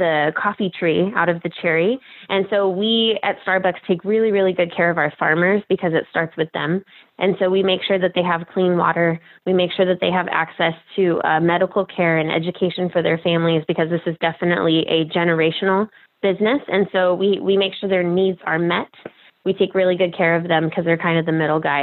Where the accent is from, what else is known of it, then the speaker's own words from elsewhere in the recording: San Jose, California, United States; moved away as an adult; also born or lived in Orange County, California; now in Puyallup, United States; I am originally from the Bay Area in San Jose, California. And grew up there